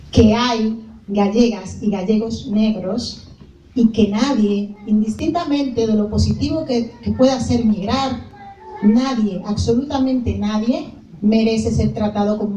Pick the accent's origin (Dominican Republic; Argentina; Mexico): Dominican Republic; me di cuenta qué tanto de africana tengo siendo dominicana.